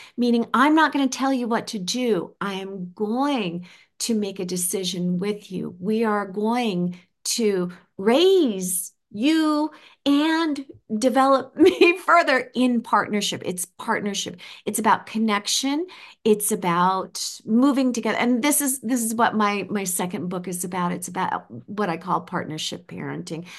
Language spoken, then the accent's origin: English; United States; Coming from the United States as an American